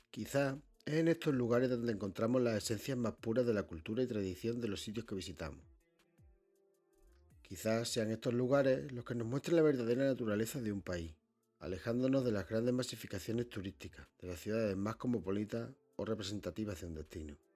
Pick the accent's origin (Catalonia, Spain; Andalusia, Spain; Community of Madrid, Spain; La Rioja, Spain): Andalusia, Spain; La Granjuela; para mí este lugar es muy familiar, ya que me he criado aquí. De hecho, mi pueblo, La Granjuela, uno de los pueblos de los que hablaré un poco más adelante, pertenece a este valle.